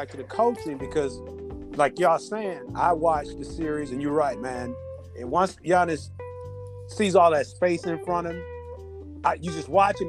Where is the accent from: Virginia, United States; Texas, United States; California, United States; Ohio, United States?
Texas, United States; Houston; I'm from Houston.